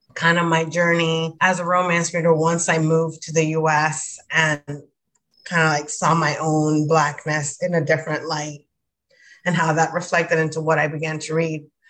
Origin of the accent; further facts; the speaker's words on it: Dominican Republic; moved away as an adult; I grew up in the Dominican Republic, so I went to a Dominican, you know, elementary school, high school, and college